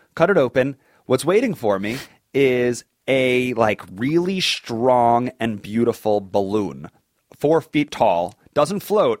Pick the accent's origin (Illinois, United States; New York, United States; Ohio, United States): New York, United States; Long Island; so I'm from Long Island.